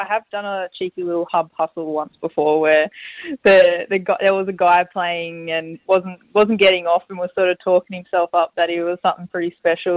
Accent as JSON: {"language": "English", "town": "Hamilton", "region": "Victoria", "country": "Australia", "tie": "born or raised there", "said": "my hometown back in Hamilton in Southwest Vic"}